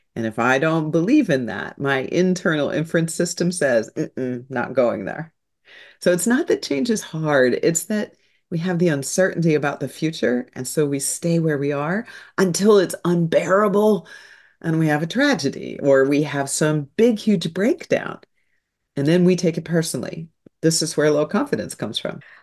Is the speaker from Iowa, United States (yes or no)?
no; St. Louis, Missouri, United States; So I'm a good Midwestern girl. I was born in Saint Louis, Missouri